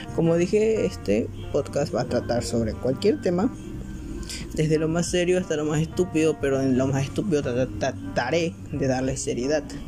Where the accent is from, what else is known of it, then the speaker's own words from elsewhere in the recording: Ecuador; soy de Ecuador